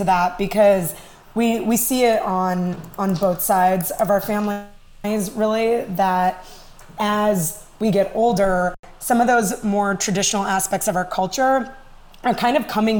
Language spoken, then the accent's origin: English; India; I think being Indian, despite, you know, being not Gujarati